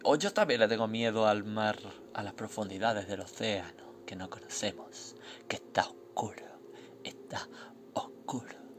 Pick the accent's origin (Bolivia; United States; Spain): Spain; yo soy de España